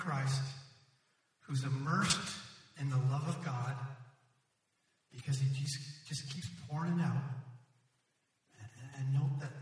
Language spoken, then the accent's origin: English; Ottawa, Ontario, Canada; I grew up in Ottawa, and Ottawa is situated up against the Ottawa River.